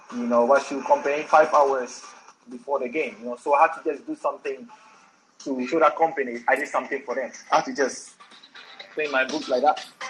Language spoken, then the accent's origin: English; Accra, Greater Accra, Ghana; I was born. I was born in Accra. I born and bred in Accra. You know, so I always tell everybody I'm an Accra boy.